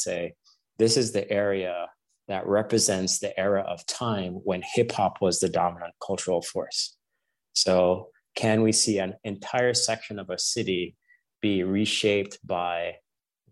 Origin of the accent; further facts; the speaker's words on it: Jamaica; I was a kid growing up in Jamaica